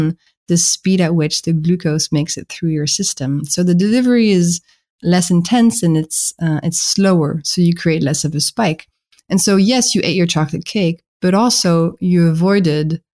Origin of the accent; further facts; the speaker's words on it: France; accent: French; English is a second language; my French accent is betraying me